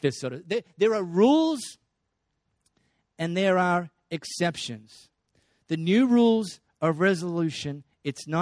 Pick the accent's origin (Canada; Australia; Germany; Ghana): Australia; first language English; I just learned to speak English growing up in Australia.